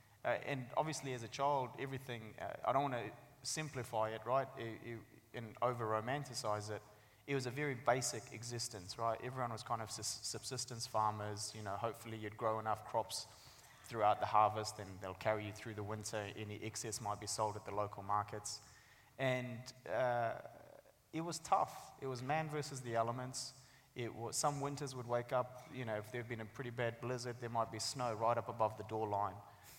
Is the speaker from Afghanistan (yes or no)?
yes; Sangjoy, Afghanistan; now in New Zealand; First part is about our life and growing up in Afghanistan. The second part is obviously the journey that we went on. And the third part is about our life living and growing up in New Zealand.